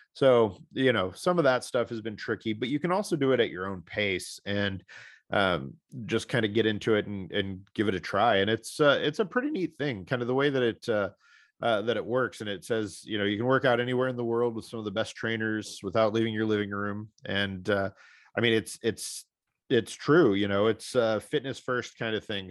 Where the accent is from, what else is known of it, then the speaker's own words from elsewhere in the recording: Missouri, United States; my home state of Missouri